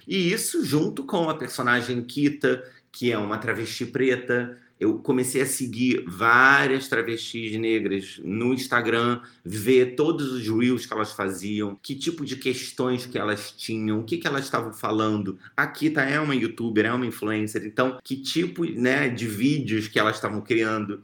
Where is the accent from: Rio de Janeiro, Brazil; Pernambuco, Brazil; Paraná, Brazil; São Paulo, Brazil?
Rio de Janeiro, Brazil; eu falo aqui do Rio de Janeiro, sou carioca